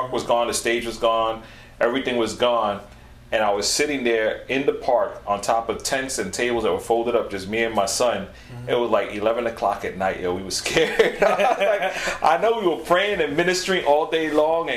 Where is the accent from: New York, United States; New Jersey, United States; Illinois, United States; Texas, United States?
New York, United States; New York City; I was raised on East 180 in the Boulevard